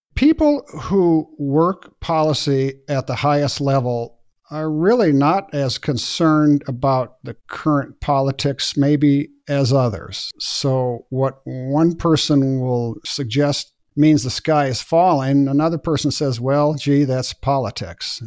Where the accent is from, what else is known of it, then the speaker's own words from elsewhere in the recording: Bozeman, Montana, United States; here in my hometown of Bozeman, Montana